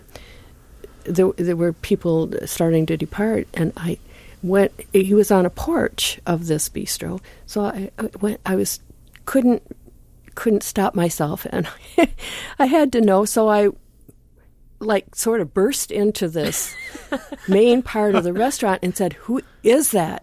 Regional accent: Michigan, United States; classical guitar Michigan at my hometown

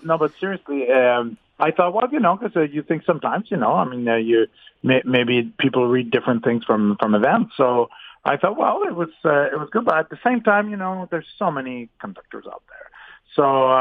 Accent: Canada; being Canadian

